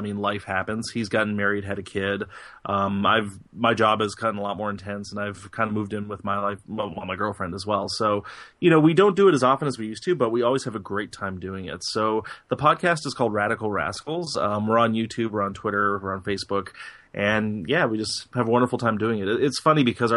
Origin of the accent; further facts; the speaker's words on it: Canada; I'm Canadian